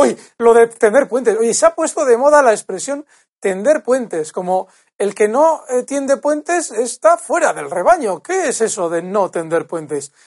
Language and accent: Spanish; Bilbao, Basque Country, Spain; moved away as an adult; now in Madrid, Spain; yo soy de, eh, yo soy de Bilbao y vivo en un barrio muy, muy casta de Bilbao. Bueno, vivo, he vivido, eh, desde pequeño en un barrio muy casta, ahora vivo más en Madrid